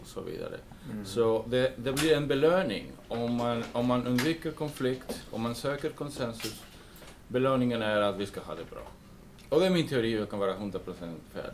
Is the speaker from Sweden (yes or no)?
no; United States; moved away; jag är uppvuxen i USA